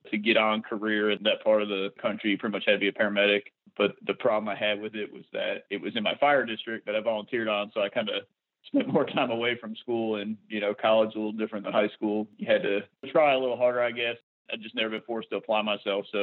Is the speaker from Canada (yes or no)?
no; Troy, New York, United States; I grew up outside of Troy, New York, which is across the river from Albany, the capital